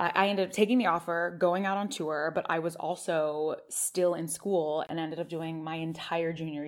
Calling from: Los Angeles, California, United States; I am calling from Los Angeles, California.

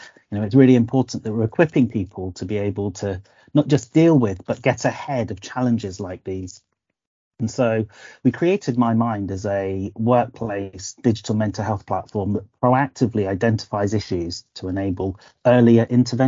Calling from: Oxford, South East England, United Kingdom; I'm joining you from a slightly overcast Oxford.

